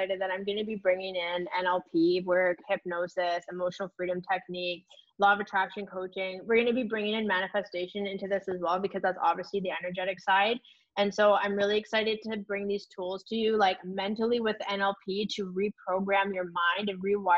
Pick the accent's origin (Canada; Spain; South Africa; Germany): Canada; we are Canadian coaches